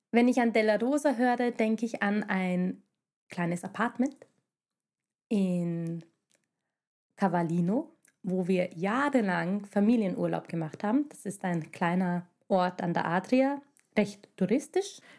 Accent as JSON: {"language": "German", "country": "Hungary", "second_language": "German", "lives_now": "Vienna, Austria", "said": "wieso wir Wahlwienerinnen sind. Wir stammen ursprünglich aus Ungarn, hört man vielleicht"}